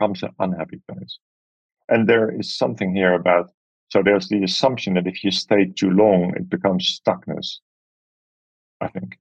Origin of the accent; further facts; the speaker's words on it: Amsterdam, North Holland, Netherlands; moved away; staying in a camper van in the pouring rain in my hometown